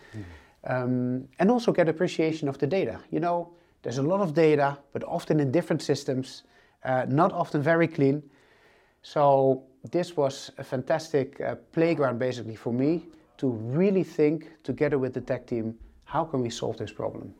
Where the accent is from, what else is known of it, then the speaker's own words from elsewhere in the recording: northern Netherlands, Netherlands; moved away as an adult; now in Amsterdam, Netherlands; I'm actually not from Amsterdam. I'm from a very small village uh, in the north of uh, the Netherlands.